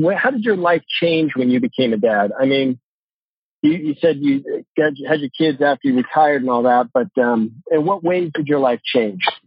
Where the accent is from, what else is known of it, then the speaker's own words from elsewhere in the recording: Santa Margarita, California, United States; also born or lived in San Luis Obispo, California / Atascadero, California; that's where I'm from. I grew up there.